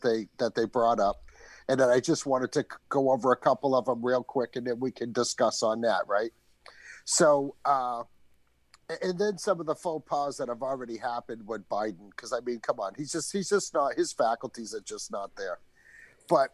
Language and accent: English; New England, United States; I'm from New England.